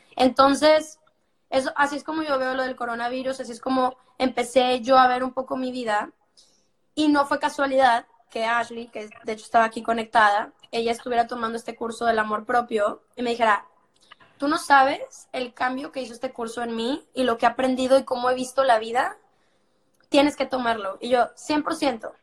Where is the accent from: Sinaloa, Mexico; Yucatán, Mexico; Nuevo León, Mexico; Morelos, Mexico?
Nuevo León, Mexico; Monterrey; de la misma ciudad de donde soy yo